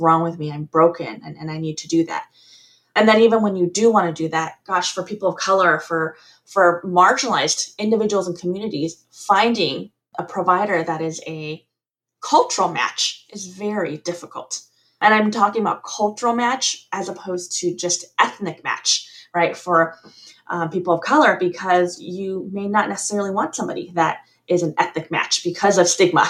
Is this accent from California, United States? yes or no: yes; California, United States; also born or lived in Taiwan / Deep South, United States; I'm back actually in California, my home state